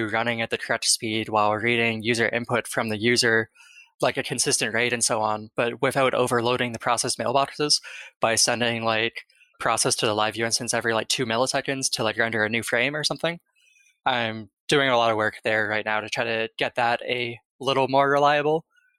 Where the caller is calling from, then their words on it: Bay Area, California, United States; I am calling from the Bay Area, California.